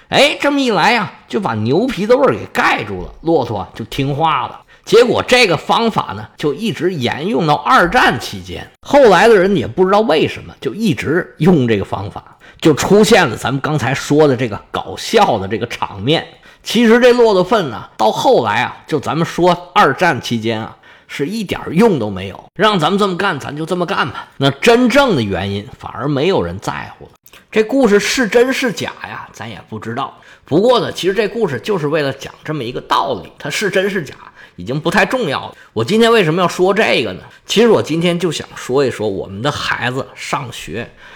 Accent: China; 我们中国人

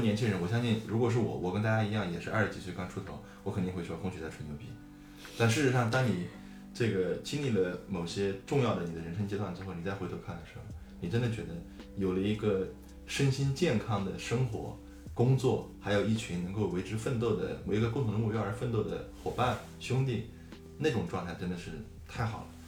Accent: southern China, China; moved away; also born or lived in Xi'an; 我从小在，在南方生活，呃，很少接触到北方的这种习俗啊嗯这种，这种文化方面的东西

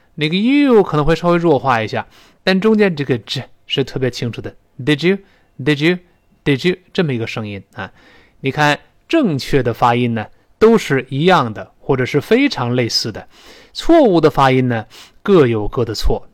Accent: China; 我们中国人

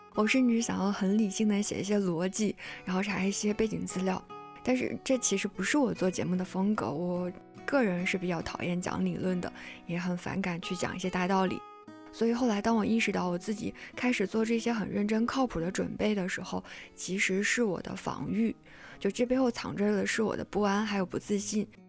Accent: China; 我们中国人

